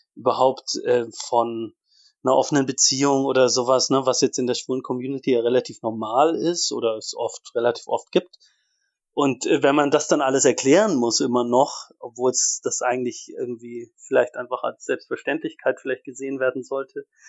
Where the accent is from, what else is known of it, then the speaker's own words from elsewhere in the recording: Ansbach, Bavaria, Germany; moved away as an adult; also born or lived in Leipzig; in so einer Laiengruppe in, in Ansbach, wo ich aufgewachsen bin